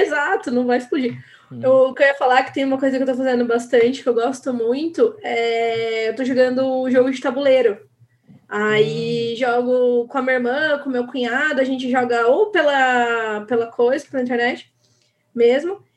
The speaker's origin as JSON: {"language": "Portuguese", "town": "Paulínia", "region": "São Paulo", "country": "Brazil", "said": "Eu sou de Paulínia, do lado de Campinas"}